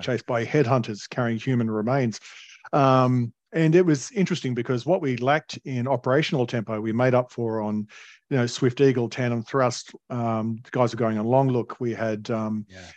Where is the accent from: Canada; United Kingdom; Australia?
Australia; Alstonville, New South Wales; I grew up in Northern Rivers in a retirement village called Alstonville, which is between Ballina and Lismore